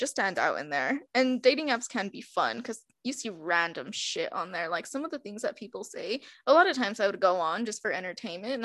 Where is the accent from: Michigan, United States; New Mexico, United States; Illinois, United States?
New Mexico, United States; I'm from New Mexico